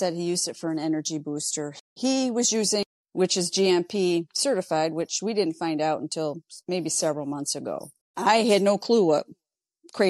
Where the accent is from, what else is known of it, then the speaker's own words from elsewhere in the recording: Ogdensburg, New York, United States; I'm a lifelong New Yorker, born and raised in Ogdensburg